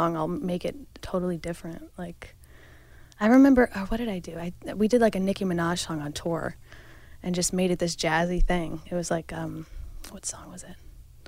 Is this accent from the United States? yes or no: yes; Carmel, New York, United States; I've lived upstate my whole life